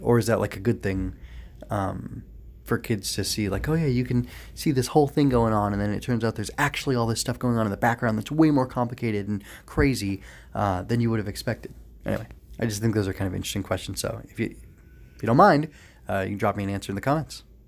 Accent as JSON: {"language": "English", "country": "United States", "said": "as an American"}